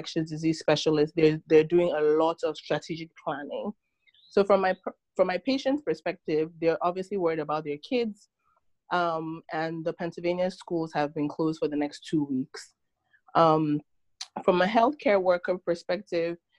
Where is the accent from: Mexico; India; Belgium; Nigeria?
Nigeria; moved away as an adult; now in United States; I was born in Nigeria, and I moved to the States about 16 years ago for college